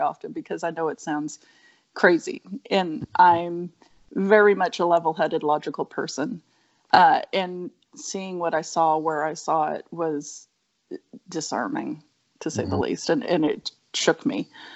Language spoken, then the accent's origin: English; Northern California, United States; I grew up in Northern California